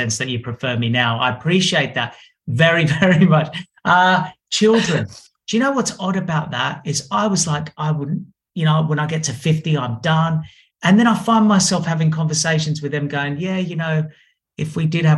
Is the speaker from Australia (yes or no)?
yes; Australia; I'm from Australia